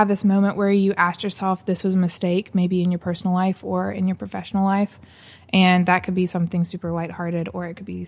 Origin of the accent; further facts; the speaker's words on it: Birmingham, Alabama, United States; also born or lived in Southeast US; I'm basically from Birmingham, moved around a lot when I was little, all over the Southeast.